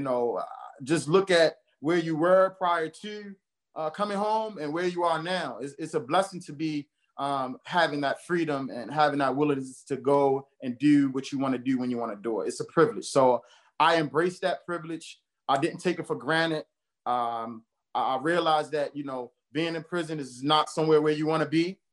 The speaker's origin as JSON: {"language": "English", "town": "Baltimore", "region": "Maryland", "country": "United States", "tie": "born or raised there", "said": "I grew up in Baltimore, born and raised in Baltimore, specifically over East Baltimore"}